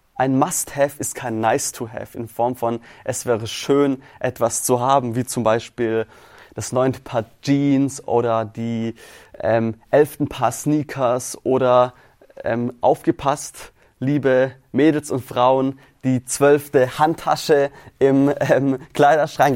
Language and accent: German; Swabia, Baden-Württemberg, Germany; also born or lived in St. Chrischona; wir kommen hier aus dem Schwabenländle